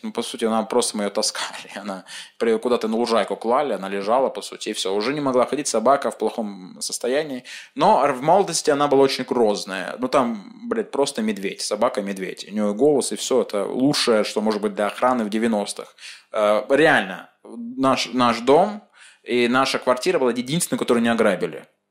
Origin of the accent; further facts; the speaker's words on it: Chelyabinsk, Chelyabinsk Oblast, Russia; я из Челябинска